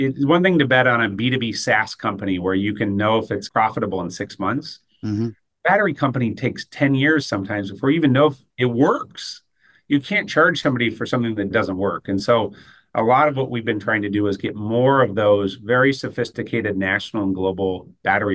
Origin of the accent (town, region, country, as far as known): Southern Ohio, United States